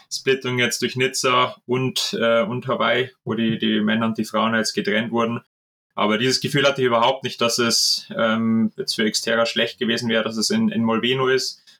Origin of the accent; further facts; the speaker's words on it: Regensburg, Bavaria, Germany; Ich sage auch aus meiner Heimatstadt Regensburg, ähm, da gibt es auch einen netten kleinen Verein.